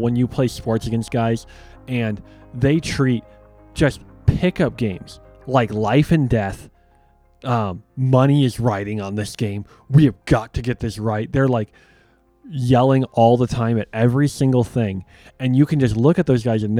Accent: Chicago, Illinois, United States; the amount of fights we got in sports and growing up in Chicago was just out of this world.

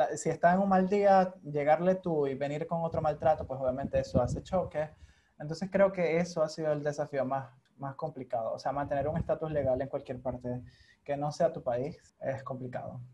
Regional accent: Venezuela; moved away as an adult; also born or lived in Hungary; emigrar siendo venezolano

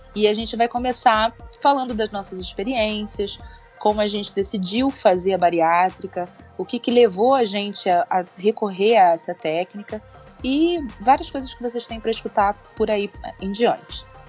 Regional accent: Rio de Janeiro, Brazil; Eu sou do Rio

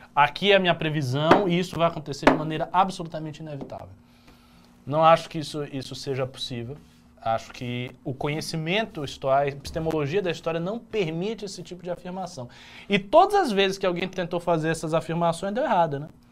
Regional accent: Bahia, Brazil; eu que sou baiano, eu não sou nem carioca nem paulista

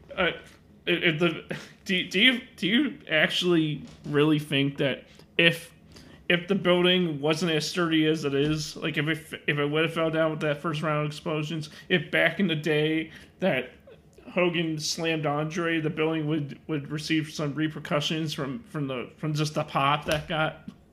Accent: Chicago, Illinois, United States; I'm from Illinois

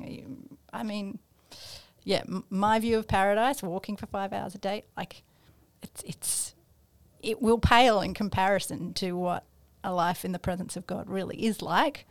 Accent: Australia; we are, um, in Australia

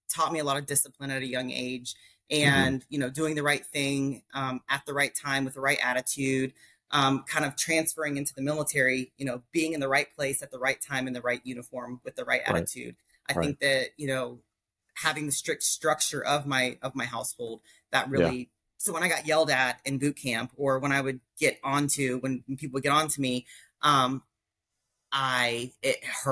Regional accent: Palmetto, Florida, United States; also born or lived in Nashville, Tennessee; I grew up in South Florida, a little town called Palmetto

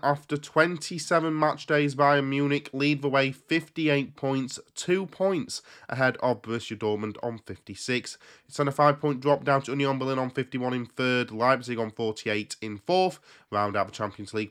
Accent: England, United Kingdom; I was there from England.

